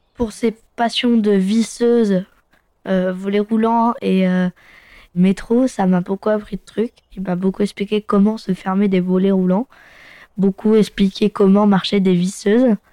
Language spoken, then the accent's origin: French; Fontainebleau, Île-de-France, France; je suis né à Fontainebleau